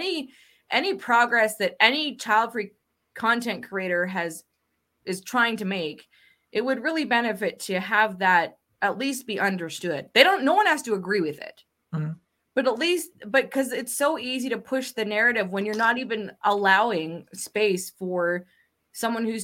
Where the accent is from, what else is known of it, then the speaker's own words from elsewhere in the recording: Canada; as a Canadian